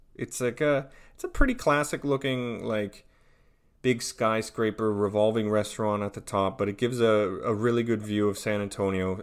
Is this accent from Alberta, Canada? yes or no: yes; Onoway, Alberta, Canada; now in Tampa, United States; I am from Onaway, Alberta, in Western Canada, and I live in Tampa, Florida.